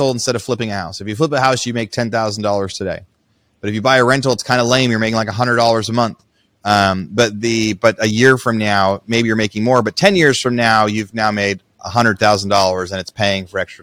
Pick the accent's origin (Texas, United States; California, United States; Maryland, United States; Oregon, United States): Oregon, United States; Southern; where I grew up in Southern Oregon